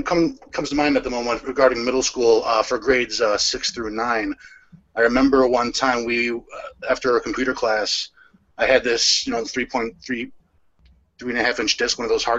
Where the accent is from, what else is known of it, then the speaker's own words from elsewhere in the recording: Fort Lauderdale, Florida, United States; moved away as an adult; now in Buffalo, United States; I was born in Buffalo. Interestingly, I guess is the way to put it. I was 2 years old, and my father was laid off from the steel job. As is the way it goes. And so my mother's parents were already in South Florida, which is where I ended up growing up.